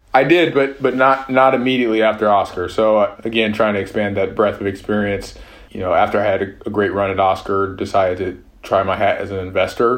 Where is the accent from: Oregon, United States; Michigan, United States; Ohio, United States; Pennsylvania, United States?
Michigan, United States; Detroit; moved away as an adult; also born or lived in Boston / San Francisco; I grew up just outside of Detroit and spent there most of my life